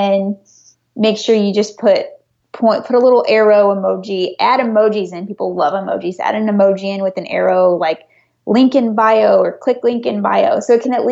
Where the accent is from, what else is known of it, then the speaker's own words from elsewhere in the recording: Missouri, United States; now in California, United States; I'm originally from Missouri, where places do not cost what they cost in California